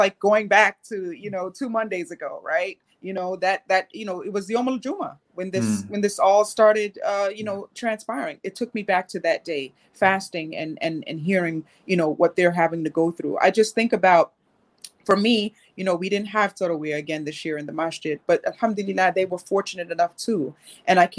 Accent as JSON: {"language": "English", "town": "Medina", "region": "Medina Province", "country": "Saudi Arabia", "tie": "born or raised there", "said": "I grew up in Medina, Saudi Arabia"}